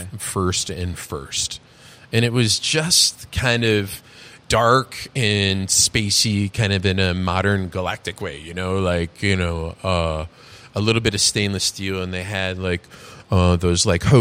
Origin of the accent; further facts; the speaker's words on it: New York, United States; You know, I can just throw a little New York on the end of my New York. I'm from New York.